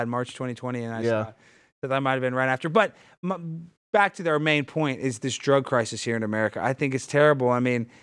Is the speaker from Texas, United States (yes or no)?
yes; Dallas, Texas, United States; Born and raised. I went to Highland Park